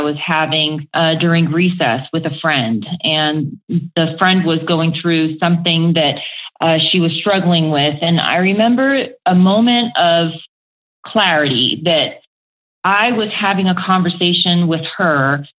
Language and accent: English; Aiea, Hawaii, United States; also born or lived in Oklahoma; now in Colorado, United States; my hometown is a small town called Aiea in Hawaii on the island of Oahu